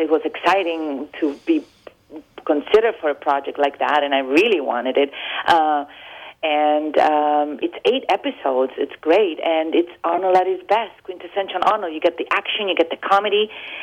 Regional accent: Rome, Lazio, Italy; born or raised there; moved away as an adult; also born or lived in Argentina; now in United States

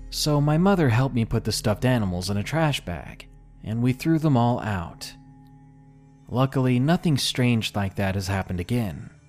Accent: Georgia, United States; I didn't want to go back to my home state of Georgia.

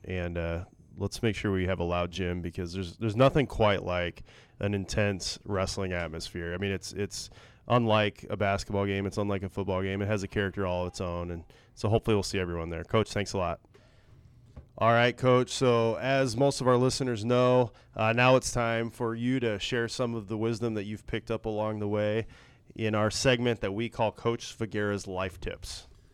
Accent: Northwest Iowa, United States; I grew up in Northwest Iowa

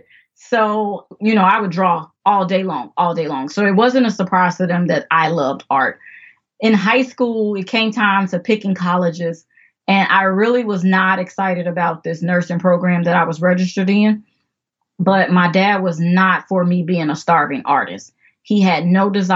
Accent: Chicago, Illinois, United States; I am originally from Chicago, South Side, if that means anything to anyone. But yes, South Side, Chicago

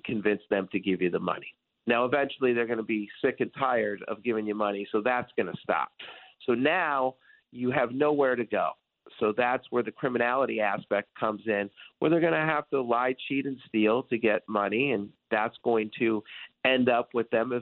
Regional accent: Detroit, Michigan, United States; I grew up in Detroit, and I was a huge Detroit sports fan

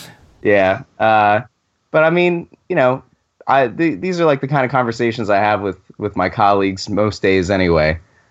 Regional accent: Pottsville, Pennsylvania, United States; I'm from Pottsville, the home of the true 1925 NFL champion Pottsville Maroons.

